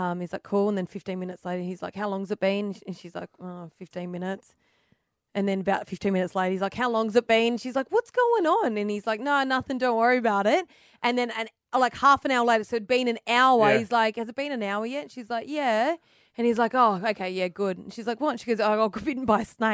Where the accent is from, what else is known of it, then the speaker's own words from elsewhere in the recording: Dubbo, New South Wales, Australia; I grew up in Brick and in Dubbo